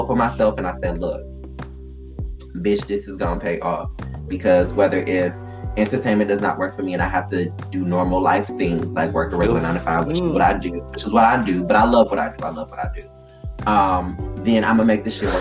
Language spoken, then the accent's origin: English; Detroit, Michigan, United States; moved away; I'm from Detroit.